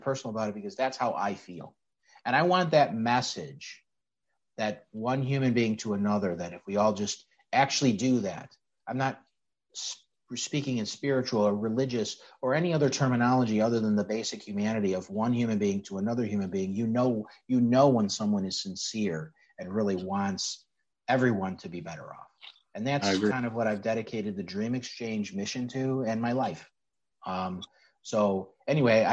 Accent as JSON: {"language": "English", "town": "Chicago", "region": "Illinois", "country": "United States", "tie": "born or raised there", "said": "I'm a Sicilian kid from the west side of Chicago. I grew up in North Austin"}